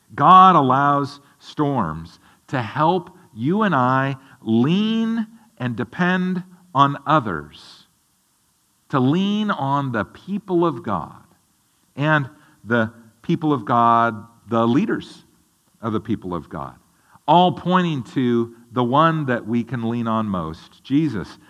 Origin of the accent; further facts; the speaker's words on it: the Northwest, Pacific Northwest, United States; growing up in the Northwest